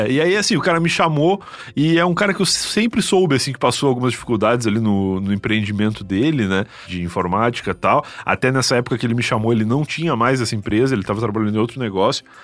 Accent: Rio Grande, Rio Grande do Sul, Brazil; moved away; also born or lived in São Paulo; como eu sou de Rio Grande, que é uma cidade pequena

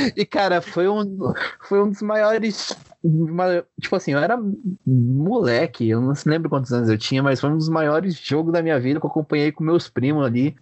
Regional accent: São Paulo, Brazil; eu sou de Guaianazes, bairro aqui periférico de São Paulo

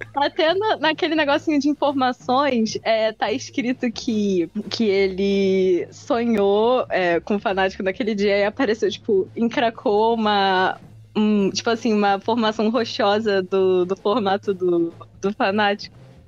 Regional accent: Brazil; Eu sou brasileiro

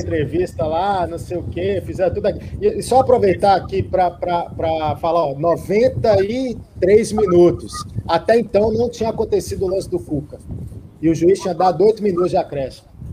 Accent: interior of Minas Gerais, Brazil; Eu não sou de São Paulo, né? Sou do interior de Minas Gerais.

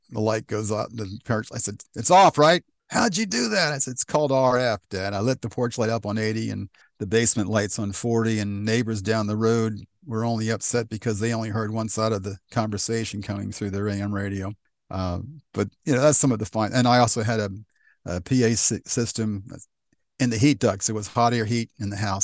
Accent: West Chester, Pennsylvania, United States; also born or lived in Downingtown, Pennsylvania; I was born in Westchester, uh, what was Memorial Hospital, which no longer exists.

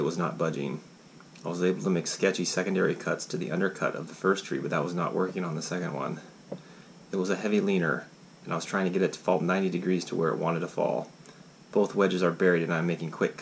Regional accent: Alaska, United States; growing up in Alaska and all the stories that I, all the trouble I try to get into out there.

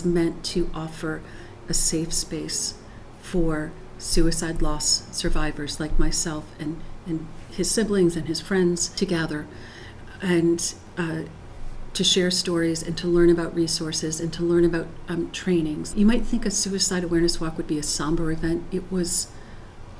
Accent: Barnstable, Massachusetts, United States; I am a longtime Barnstable resident. I was raised here on Cape

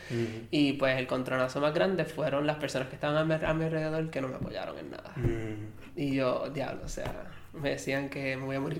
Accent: Aguada, Puerto Rico; now in Mayagüez, Puerto Rico; yo soy de Aguada, ya mm. llevo aquí en Mayagüez más o menos, bueno, desde el colegio básicamente, yo me quedo por acá.

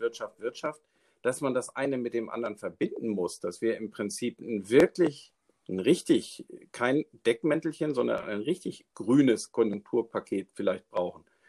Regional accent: Schleswig-Holstein, Germany; now in Neustrelitz, Germany; wohnhaft in Neustrelitz, gebürtig aus Schleswig-Holstein

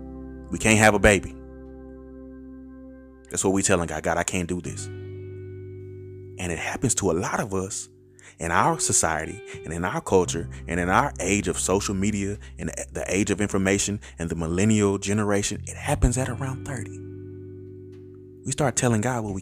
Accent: Terrell, Texas, United States; I grew up in Terrell. I already live in Terrell

